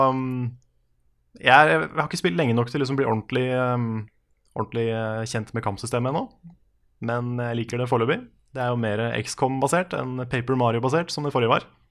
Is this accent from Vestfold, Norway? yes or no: yes; Tønsberg, Vestfold, Norway; moved away; jeg var en tur nede i, eh, hjemme i Tønsberg i helga